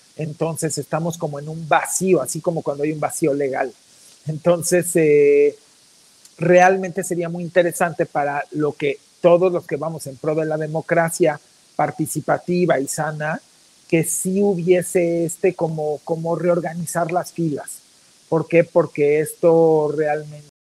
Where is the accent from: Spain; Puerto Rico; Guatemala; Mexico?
Mexico